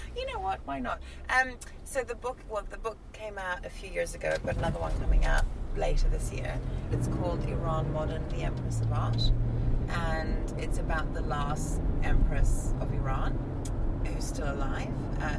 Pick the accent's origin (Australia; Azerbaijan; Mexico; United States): Azerbaijan; born there; So I was born in Azerbaijan, which is a neighboring country, which is the former Soviet Union.